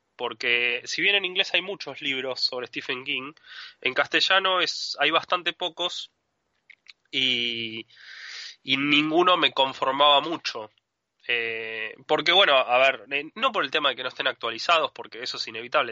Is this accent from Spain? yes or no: no; Argentina; also born or lived in Adrogué, Buenos Aires Province; soy argentino, vivo en Adrogué, que es una ciudad, es una ciudad al sur de, la capital federal, dentro de la provincia de Buenos Aires